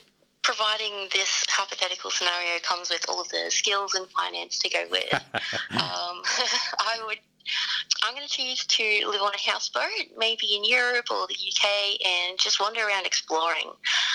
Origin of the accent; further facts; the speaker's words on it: Ipswich, Queensland, Australia; Ipswich local, born and raised.